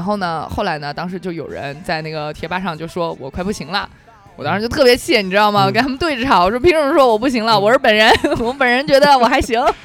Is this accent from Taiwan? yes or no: no; same hometown as Jia Ling, Hubei, China; moved away; 跟我的同乡，哎，我的，我们老家之光贾玲儿